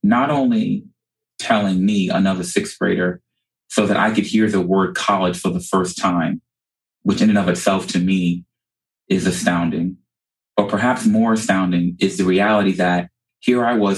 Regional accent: New York City, New York, United States; now in South Florida, United States; I actually grew up in South Jamaica, Queens, New York

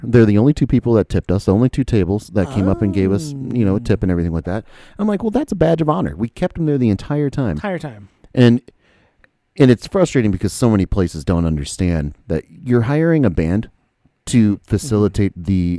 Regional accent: Jacksonville, Florida, United States; I'm from Jacksonville, or is lived

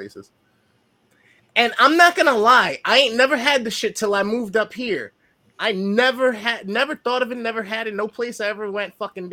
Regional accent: New York, United States; I'm a New Yorker

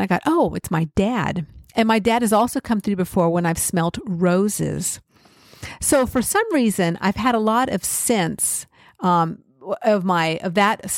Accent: California, United States; I grew up in California.

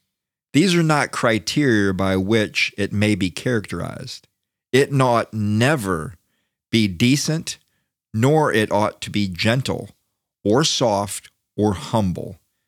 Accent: Florida, United States; now in Washington, United States; I'm from Florida.

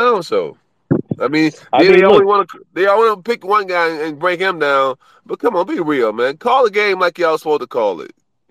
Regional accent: Cleveland, Ohio, United States; moved away; So I'm from Cleveland

